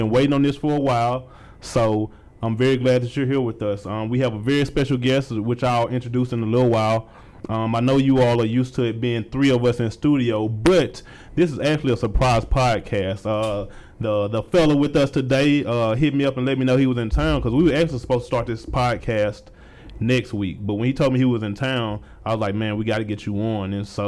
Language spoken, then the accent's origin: English; Mississippi, United States; now in Atlanta, United States; You are a native Mississippi man, like me.